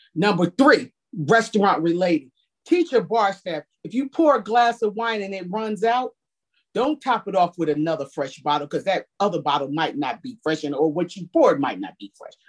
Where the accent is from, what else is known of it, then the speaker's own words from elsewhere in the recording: New Jersey, United States; now in Washington, DC, United States; I'm from New Jersey originally